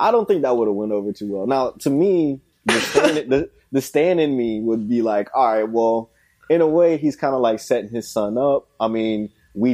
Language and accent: English; Columbia, South Carolina, United States; I'm from Columbia, South Carolina.